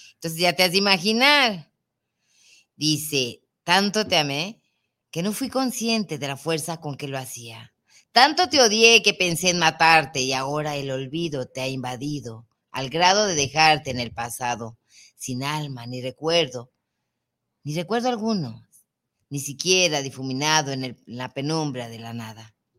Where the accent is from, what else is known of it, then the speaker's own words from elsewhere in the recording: Mexico; nosotros como mexicanos